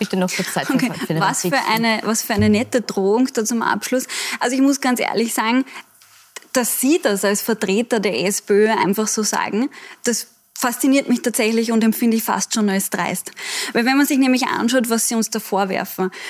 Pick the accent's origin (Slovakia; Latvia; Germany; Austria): Austria; Vienna; wir sind ja eigentlich Wiener Kollegen